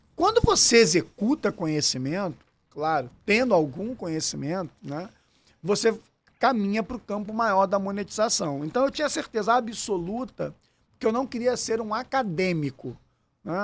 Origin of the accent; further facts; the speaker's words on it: Rio de Janeiro, Brazil; accent: carioca; also born or lived in São Lourenço, Minas Gerais; tem um baita sotaque carioquês aqui, mas sou natural de São Lourenço, Minas Gerais, sul de Minas. E, na verdade, nasci lá com meus pais já morando aqui no Rio de Janeiro